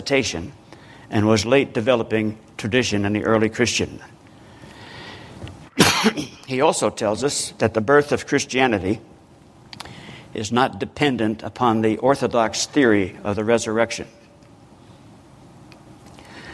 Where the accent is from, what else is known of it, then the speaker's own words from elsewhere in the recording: Newark, New Jersey, United States; Newark, New Jersey. I'm ashamed to say, my hometown